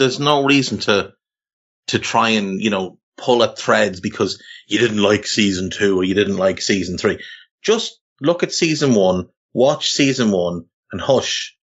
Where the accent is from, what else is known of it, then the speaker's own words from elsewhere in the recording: Navan, Leinster, Ireland; You're right though, like when you mentioned growing up in Ireland in the, I was born in 82, so I grew up in the 80s and into the 90s. And, you know, in Navan, where we're both from